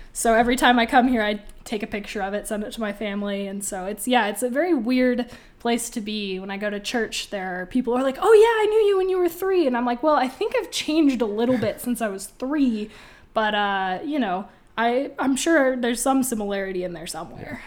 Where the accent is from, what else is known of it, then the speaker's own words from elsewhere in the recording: Boise, Idaho, United States; now in Moscow, United States; I'm also from Boise